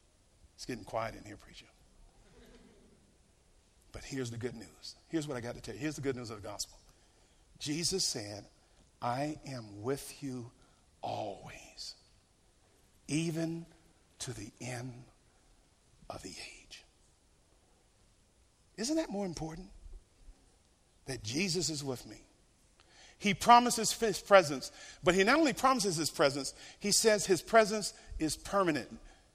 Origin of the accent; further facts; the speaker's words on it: Norfolk, Virginia, United States; Little Creek Amphibian Base, Norfolk Naval Base in Norfolk, Virginia. Any military here today? Yeah. So I grew up around Navy and Marines.